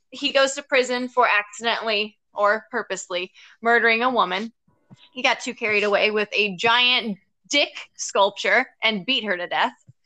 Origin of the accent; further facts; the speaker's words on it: United States; as an American